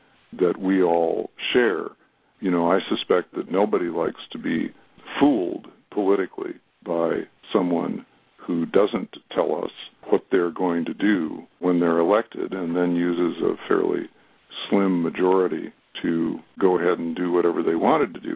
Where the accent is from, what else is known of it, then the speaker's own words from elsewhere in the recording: a suburb of Chicago, Illinois, United States; I grew up in the Methodist Church in a suburb of Chicago